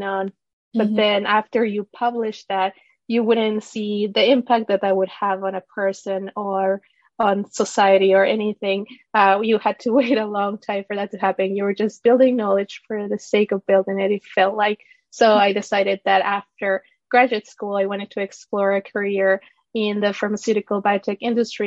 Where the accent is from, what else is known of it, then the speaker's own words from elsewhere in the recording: Ecuador; moved away as an adult; also born or lived in Florida, United States; now in United States; I was born and raised in Ecuador and moved to the U.S. with my family when I was 18 years old